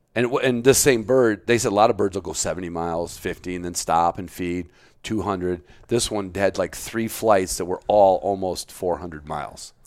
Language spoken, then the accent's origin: English; Chicago, Illinois, United States; I grew up in the city limits of Chicago